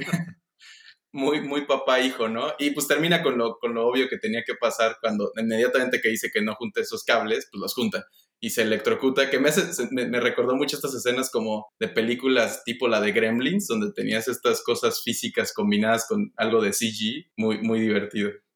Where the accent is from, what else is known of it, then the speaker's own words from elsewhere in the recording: Mexico; mi familia todos somos mexicanos